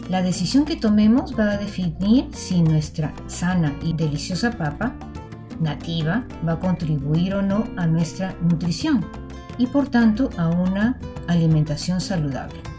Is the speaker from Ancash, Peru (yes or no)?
no; Lima, Peru; como limeñas y limeños